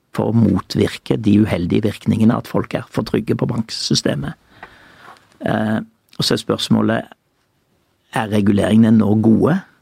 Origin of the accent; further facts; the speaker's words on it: Judaberg, Rogaland, Norway; på Judaberg der jeg vokste opp